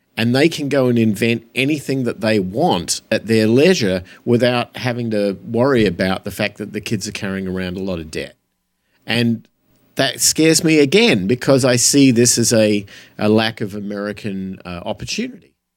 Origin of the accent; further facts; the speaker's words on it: Australia; moved away; I grew up in Australia